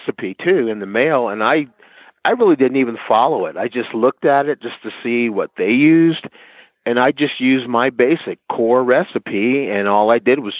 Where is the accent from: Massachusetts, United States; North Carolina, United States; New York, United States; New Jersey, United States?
New Jersey, United States; I'm from New Jersey